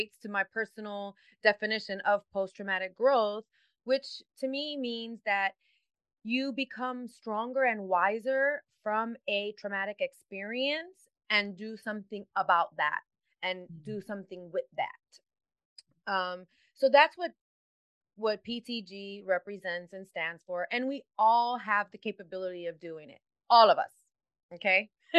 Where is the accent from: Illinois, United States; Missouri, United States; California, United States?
Illinois, United States; Chicago; I was born and raised in Chicago, in the city, not the outskirts